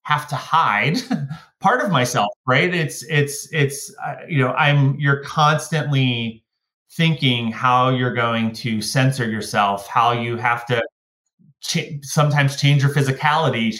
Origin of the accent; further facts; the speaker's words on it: Pittsburgh, Pennsylvania, United States; I grew up just outside of Pittsburgh in the United States, in Pennsylvania